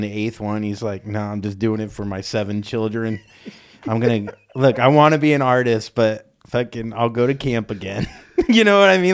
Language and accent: English; Florida, United States; I'm from Florida